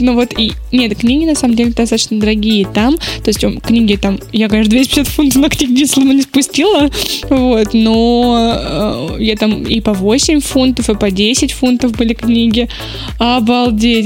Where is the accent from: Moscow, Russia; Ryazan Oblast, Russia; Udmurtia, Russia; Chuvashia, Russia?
Ryazan Oblast, Russia; Ryazan; Я из Рязани